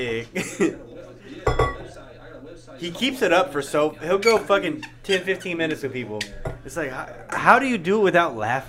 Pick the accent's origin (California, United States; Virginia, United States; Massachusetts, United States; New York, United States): California, United States; I'm from the Bay, but I'm white, though.